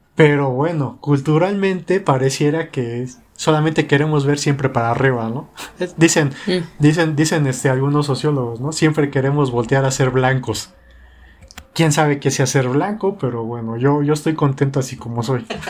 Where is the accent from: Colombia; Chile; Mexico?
Mexico; Mexico City; accent: chilango; pues yo soy mexicana